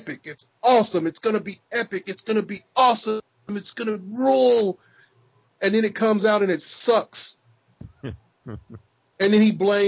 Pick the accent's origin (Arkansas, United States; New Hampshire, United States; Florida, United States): Arkansas, United States; I'm from Arkansas, and people tell me they can't tell what race I am when they talk to me on the phone